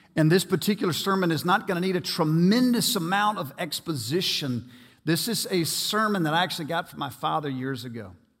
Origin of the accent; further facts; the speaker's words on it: United States; I will never apologize for being an American